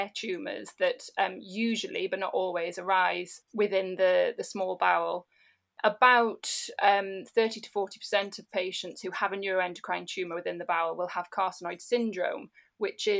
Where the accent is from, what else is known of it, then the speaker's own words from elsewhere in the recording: Newcastle upon Tyne, North East England, United Kingdom; also born or lived in Liverpool; now in Manchester, United Kingdom; I'm from Newcastle upon Tyne originally